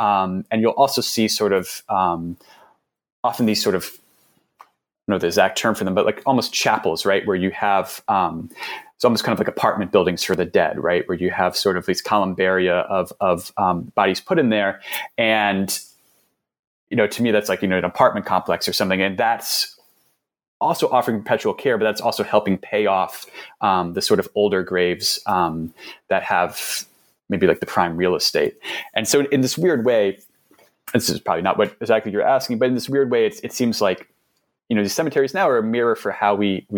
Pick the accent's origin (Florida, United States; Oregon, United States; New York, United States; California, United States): New York, United States; New York City; So I'm from New York City, and it's this always sort of the turnover of businesses in New York City was always something I kind of like grumbled about when I was younger